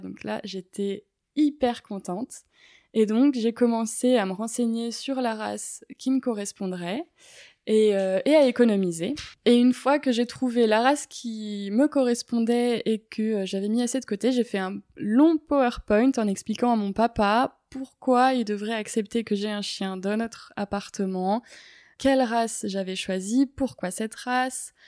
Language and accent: French; Paris, Île-de-France, France; j'ai 23 ans et je suis étudiante en écologie et je suis parisienne. Euh, j'habite dans le 15e, dans mon appartement familial.